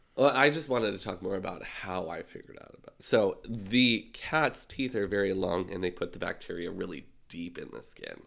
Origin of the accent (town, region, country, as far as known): Canada